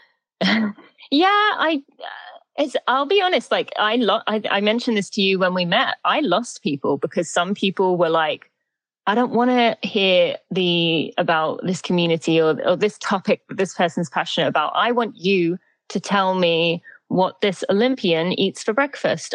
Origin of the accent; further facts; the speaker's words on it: St Albans, East of England, United Kingdom; moved away as an adult; now in St. Louis, United States; I'm from Great Britain. I'm from just above London, a town called St. Albans in the UK. But I've been in the US for 15 years now